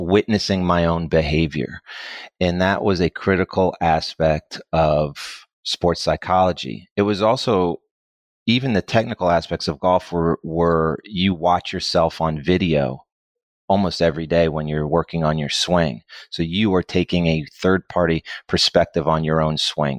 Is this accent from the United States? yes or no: yes; Connecticut, United States; moved away as an adult; now in Dallas, United States; I'm originally from Connecticut, I came to Dallas when I was eighteen to go to school.